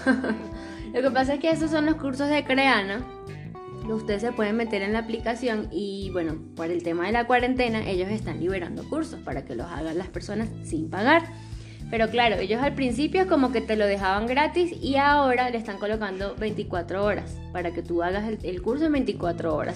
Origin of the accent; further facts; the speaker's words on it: Venezuela; moved away; somos de allá, de Venezuela